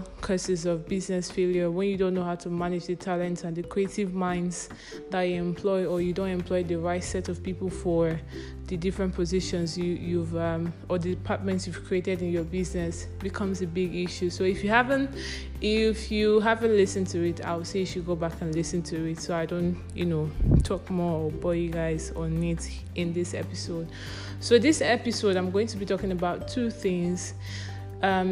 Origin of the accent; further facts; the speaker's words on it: Nigeria; I'm a Nigerian.